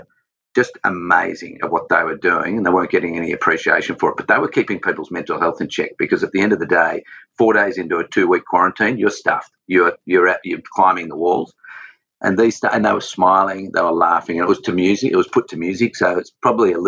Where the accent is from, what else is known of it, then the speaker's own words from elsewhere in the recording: Australia; I've got that manliness about me and that Aussiness about me. I'm obsessed Aussie